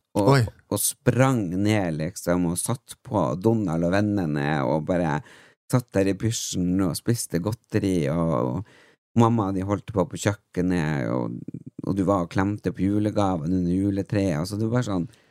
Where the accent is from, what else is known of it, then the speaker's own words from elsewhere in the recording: Tysfjord, Nordland, Norway; moved away; jeg er jo vokst opp i Tysfjord